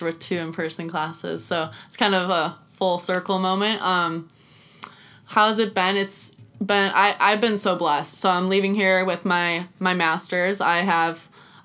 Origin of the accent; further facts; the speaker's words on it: Oregon, United States; moved away as an adult; now in Wichita, United States; I am from Oregon and I'm far away from home.